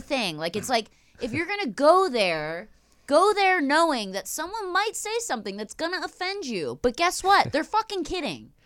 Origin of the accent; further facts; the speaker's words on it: Philadelphia, Pennsylvania, United States; moved away; grew up in Philly